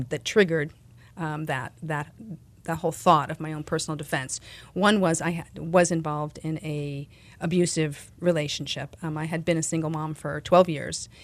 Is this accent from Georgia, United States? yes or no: no; New York, United States; I grew up in New York